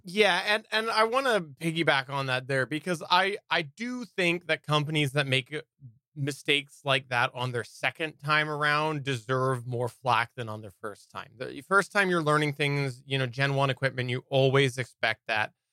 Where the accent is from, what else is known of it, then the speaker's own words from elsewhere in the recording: Canada; also born or lived in British Columbia; I am Canadian